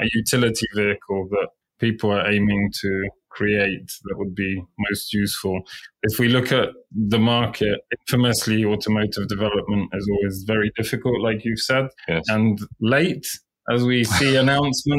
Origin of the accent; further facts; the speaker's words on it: Poland; When I was growing up in Poland, it was full of Fiats, 125s and 126s.